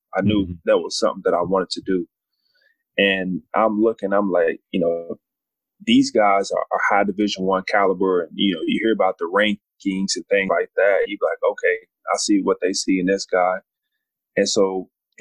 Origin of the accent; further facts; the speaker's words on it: Louisville, Kentucky, United States; I'm from Louisville, Kentucky. And so I started out playing basketball at a very young age